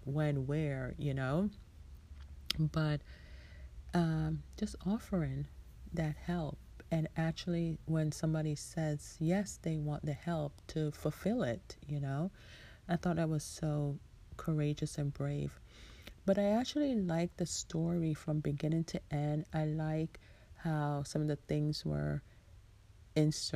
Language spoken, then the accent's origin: English; Jamaica; I am Jamaican